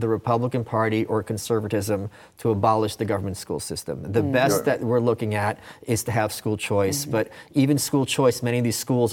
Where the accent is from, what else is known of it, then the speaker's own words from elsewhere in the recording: Texas, United States; As a Texan